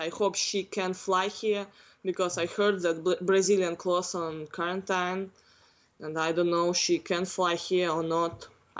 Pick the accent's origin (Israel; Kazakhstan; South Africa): Kazakhstan; Northern Kazakhstan; English is a second language; now in United States; Because now here evening in my country getting morning.